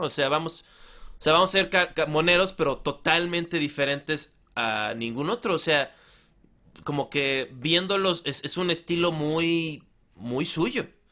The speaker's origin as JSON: {"language": "Spanish", "town": "Acapulco", "region": "Guerrero", "country": "Mexico", "said": "Yo soy de Acapulco."}